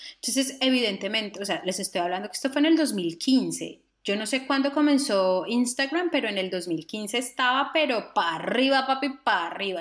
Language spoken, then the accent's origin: Spanish; Cartago, Valle del Cauca, Colombia; nosotros en Cartago